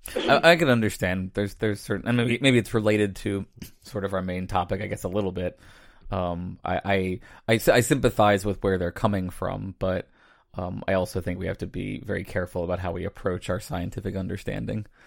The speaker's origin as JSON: {"language": "English", "region": "Virginia", "country": "United States", "tie": "born or raised there", "said": "I grew up, um, outside of Virginia"}